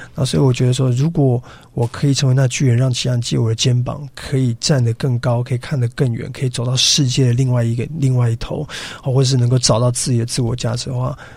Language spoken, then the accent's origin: Chinese; Yilan, Yilan County, Taiwan; also born or lived in Australia; 我是土生土长的宜兰人